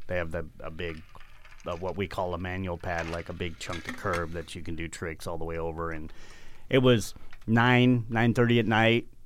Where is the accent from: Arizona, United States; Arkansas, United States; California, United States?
Arizona, United States; I grew up in Arizona